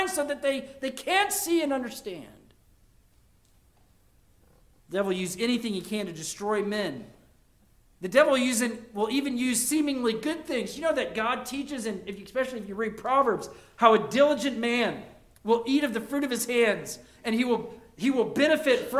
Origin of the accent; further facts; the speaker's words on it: United States; as an American